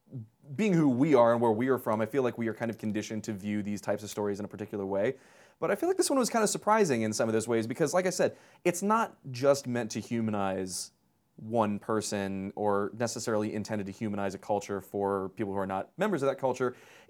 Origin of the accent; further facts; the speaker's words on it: Tehran, Tehran Province, Iran; the things that are very specific to growing up in Tehran in the 70s and 80s.